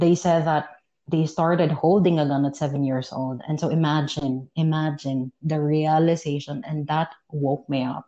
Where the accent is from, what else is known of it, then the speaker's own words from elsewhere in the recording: Philippines; moved away as an adult; also born or lived in Malaysia; I am from the Philippines.